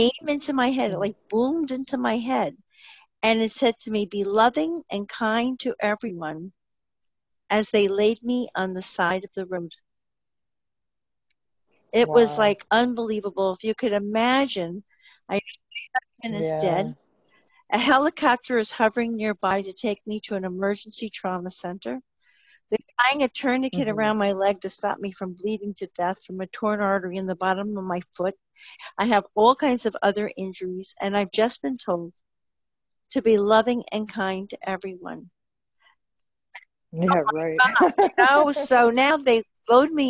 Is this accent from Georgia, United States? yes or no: no; New Jersey, United States; as you can tell from my accent, I'm from New Jersey